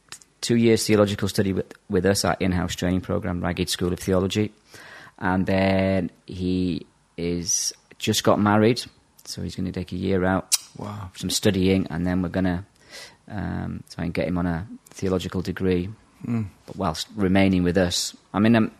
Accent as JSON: {"language": "English", "region": "Yorkshire and the Humber", "country": "United Kingdom", "tie": "born or raised there", "also_born_or_lived": "Ireland / Brazil / south of England", "said": "I grew up in Yorkshire"}